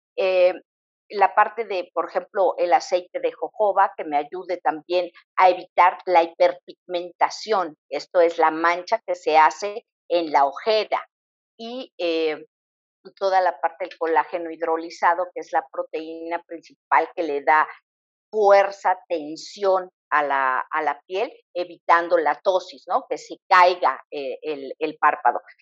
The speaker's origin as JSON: {"language": "Spanish", "country": "Mexico", "said": "nosotros tradicionalmente como mexicanos también tenemos una serie de hábitos"}